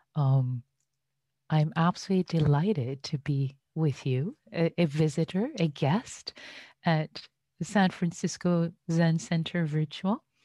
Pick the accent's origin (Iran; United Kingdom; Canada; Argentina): Iran; now in United States; having been an immigrant in the U S, I was born and raised in Iran.